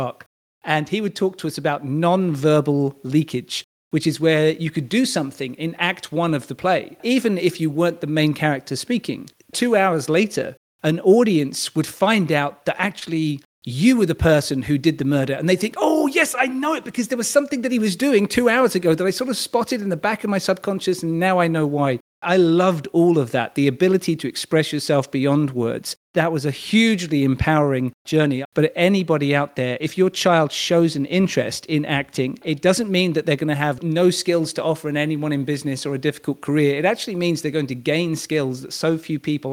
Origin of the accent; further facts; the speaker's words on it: United Kingdom; a British male